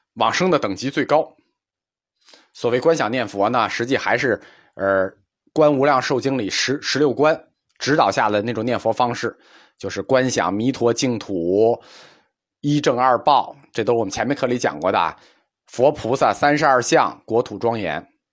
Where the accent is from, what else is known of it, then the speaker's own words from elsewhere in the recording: China; 我们中国人有一个两分法看问题